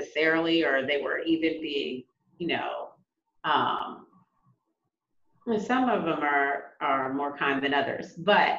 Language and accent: English; United States; just being African American from America